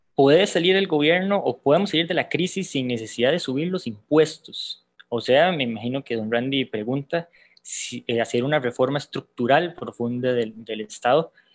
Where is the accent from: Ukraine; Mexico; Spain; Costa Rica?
Costa Rica